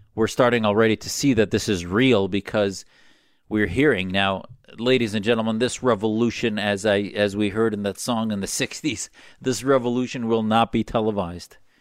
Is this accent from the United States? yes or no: yes; United States; as an American patriot